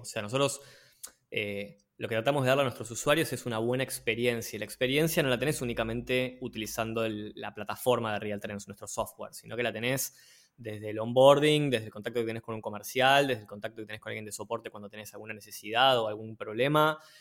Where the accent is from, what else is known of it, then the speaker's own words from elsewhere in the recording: Buenos Aires, Argentina; porteño desde la cuna, este, nacido en Villa Crespo, después pasé por Barrio Norte, Colegiales, Belgrano, Arte y Colegiales de nuevo, eh, Almagro, nada, pasé por varios, por varios barrios de la capital federal, pero siempre, siempre por acá.